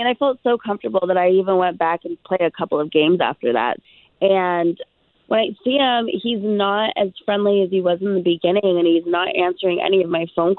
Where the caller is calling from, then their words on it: Longwood, Florida, United States; I'm calling from Longwood.